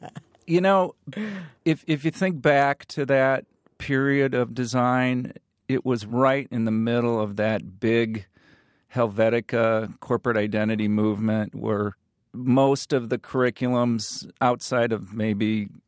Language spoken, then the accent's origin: English; Peoria, Illinois, United States; in the rural middle America that I grew up with, you sort of said, oh, I'm from Peoria.